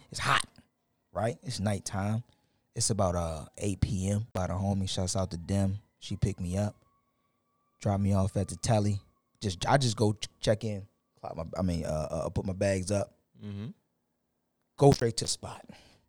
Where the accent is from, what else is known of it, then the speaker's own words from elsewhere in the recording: Houston, Texas, United States; I changed in my Twitter bio that I'm from Houston.